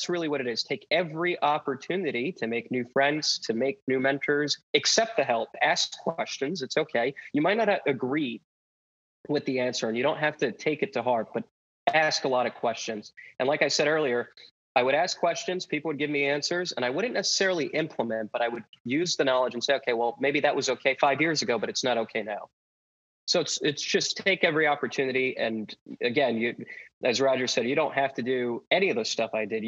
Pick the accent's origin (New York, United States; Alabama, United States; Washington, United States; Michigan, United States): New York, United States; New York City; I'm from Brooklyn, New York